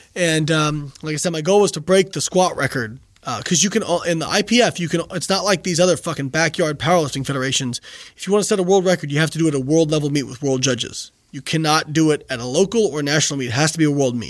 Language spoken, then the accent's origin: English; Indiana, United States; moved away as an adult; also born or lived in Florida; I'm from Indiana. I went to school in Florida.